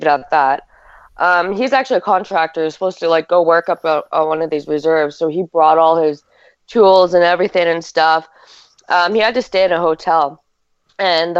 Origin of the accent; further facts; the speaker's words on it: Canada; I'm Canadian